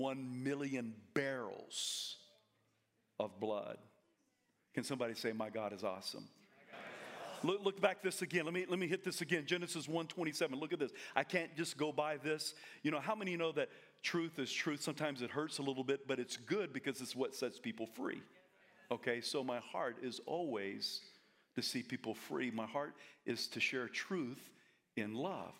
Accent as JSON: {"language": "English", "region": "South Carolina", "country": "United States", "moved": "yes", "lives_now": "Coeur d'Alene, United States", "said": "I'm from South Carolina"}